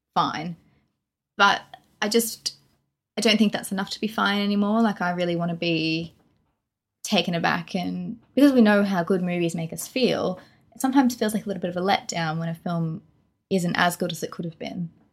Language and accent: English; Australia; we're from Australia.